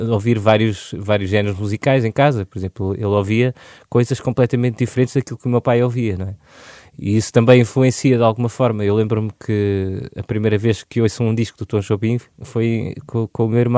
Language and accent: Portuguese; Lisbon, Portugal; born there; nasci aqui. Os meus avós já estavam cá em Lisboa.